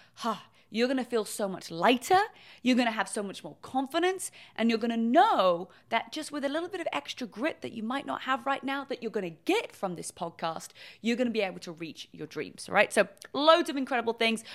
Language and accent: English; England, United Kingdom; moved away as an adult; now in California, United States; I'm originally from England. I moved to California